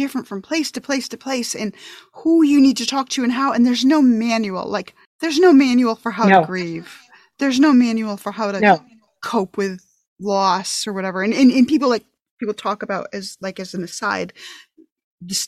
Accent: upstate New York, United States; now in Massachusetts, United States; I'm from New York originally, upstate New York

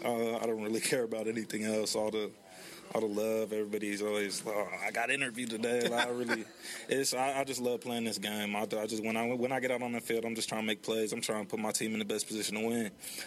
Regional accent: Hawaii, United States; born there; I was born in Hawaii. My dad was in the military, stationed in Hawaii in Honolulu, and I had a Hawaiian babysitter, and she gave me a nickname.

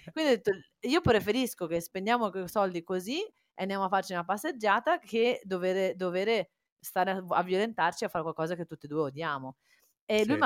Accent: Cagliari, Sardinia, Italy; born there; also born or lived in Faenza; Io sono nata a Cagliari, però poi ho vissuto a Faenza, eh, vicino a Bologna.

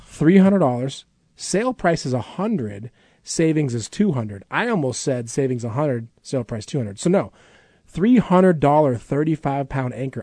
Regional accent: Midwest, United States; now in Alaska, United States; I grew up camping in the Midwest

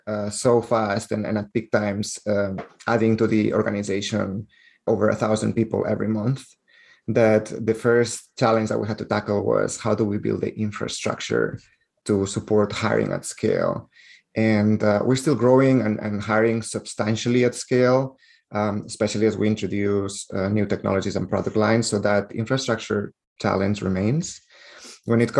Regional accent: Barcelona, Catalonia, Spain; accent: Spanish; English is a second language; moved away as an adult; also born or lived in Netherlands; now in San Francisco, United States; I was raised born and raised in Barcelona, and you can tell probably by my Spanish accent.

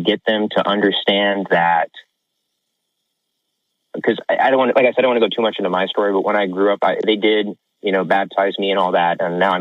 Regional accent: Houston, Texas, United States; I'm from Houston

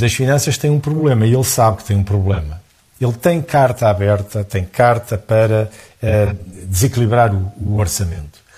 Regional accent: Portugal

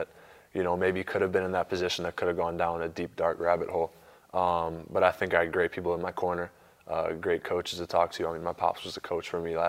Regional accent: Chicago and Milwaukee, Midwest, United States; moved away as an adult; now in San Francisco, United States; I'm from Chicago and Milwaukee where, you know, it gets cold during the winters.

